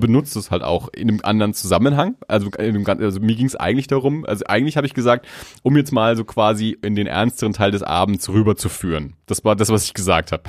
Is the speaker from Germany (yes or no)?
yes; Germany; ich dann als Deutscher, der auf Englisch spricht